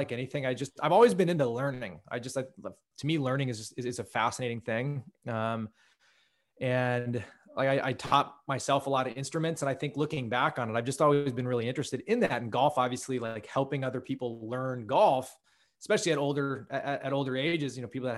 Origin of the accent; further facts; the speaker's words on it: Menlo Park, California, United States; also born or lived in Santa Fe, New Mexico; I grew up in Menlo Park, Palo Alto. Like you mentioned before, say 20 miles south of San Francisco